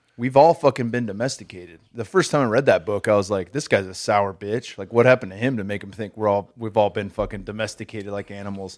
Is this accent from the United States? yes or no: yes; California, United States; I'm from California